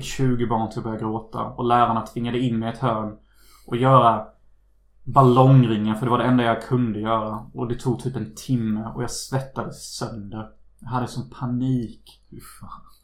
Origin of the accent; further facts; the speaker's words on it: Unnaryd, Halland County, Sweden; moved away; När jag är hemma i Unnaryd